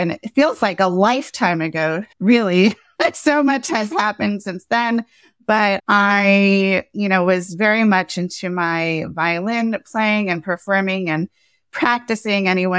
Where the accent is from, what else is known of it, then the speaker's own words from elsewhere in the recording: Cary, North Carolina, United States; I grew up in the South. I grew up in Cary, North Carolina, right outside of Raleigh, the capital. My parents moved down to North Carolina from New York.